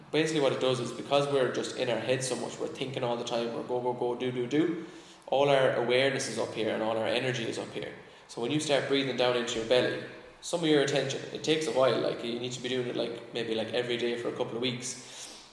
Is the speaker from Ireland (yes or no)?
yes; Ireland; I think as Irish people, we're a little bit allergic to that kind of like super positive, like American